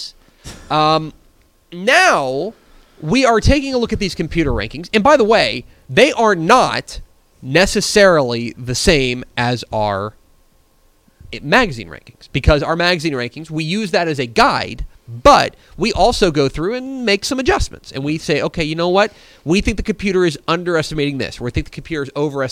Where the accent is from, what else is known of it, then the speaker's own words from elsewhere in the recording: United States; I'm an American